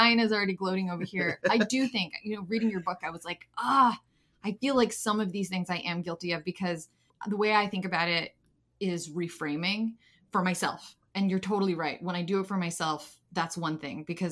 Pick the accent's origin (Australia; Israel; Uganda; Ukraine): Ukraine; moved away; I'm from Ukraine